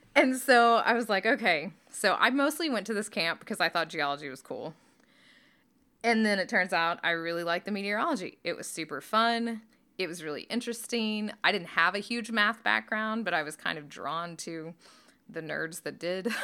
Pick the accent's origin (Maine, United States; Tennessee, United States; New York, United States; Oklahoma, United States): Oklahoma, United States; northeast; moved away; I grew up in Oklahoma. and in northeast Oklahoma